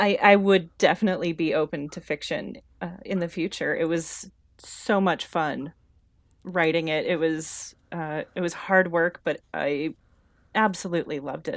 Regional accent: Nebraska, United States; moved away as an adult; also born or lived in Indonesia; now in Colorado, United States; We are from Nebraska, and shortly after we were both out of college, we decided on more or less a whim to move to Indonesia.

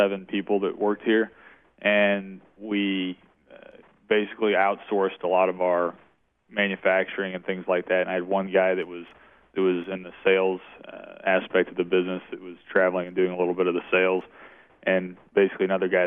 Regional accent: Shell Knob, Missouri, United States; I grew up in Shell Knob, Missouri

